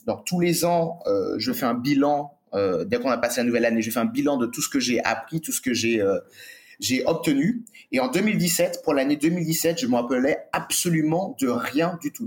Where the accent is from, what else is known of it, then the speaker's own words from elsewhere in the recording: Martinique; moved away; also born or lived in Bali; j'ai grandi sur une île